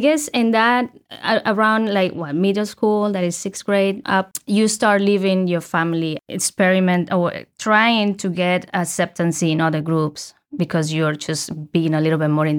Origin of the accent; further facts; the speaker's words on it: Colombia; English is a second language; I mentioned already I'm from Colombia.